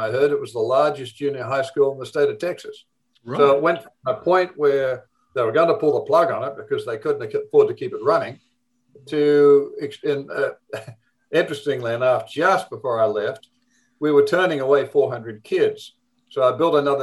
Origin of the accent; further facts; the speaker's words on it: Australia; accent: Australian; moved away as an adult; also born or lived in United States; I'm from the Deep South. I'm from Australia.